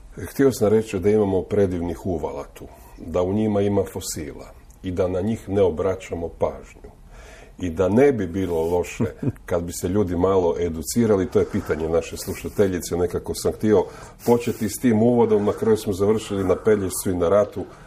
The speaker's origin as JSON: {"language": "Croatian", "region": "Istria County", "country": "Croatia", "said": "ja 30 godina slušam ovdje kod nas u Istri"}